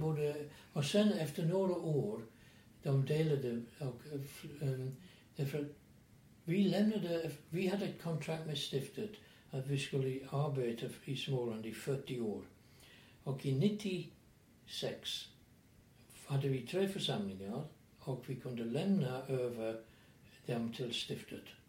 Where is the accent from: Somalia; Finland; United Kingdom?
United Kingdom; England; Swedish is a second language; moved away as an adult; now in Sweden; Jag är från England och tillhör en passionistprovins i England